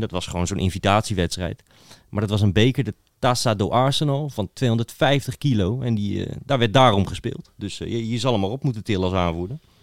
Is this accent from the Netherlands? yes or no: yes; Netherlands; voor mij als Hollander